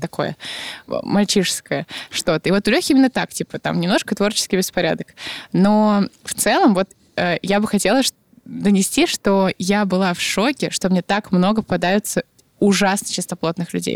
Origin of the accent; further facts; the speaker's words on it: Irkutsk, Irkutsk Oblast, Russia; Я росла в Аркуте